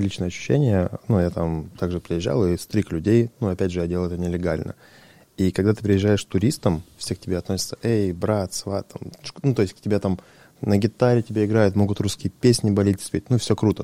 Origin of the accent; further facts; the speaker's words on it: Russia; мы родились в России